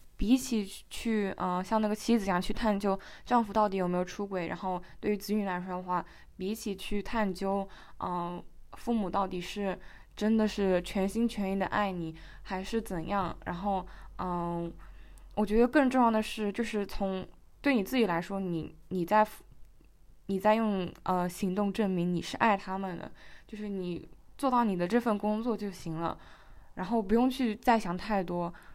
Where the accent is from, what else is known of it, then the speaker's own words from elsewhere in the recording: China; 对我们中国人来讲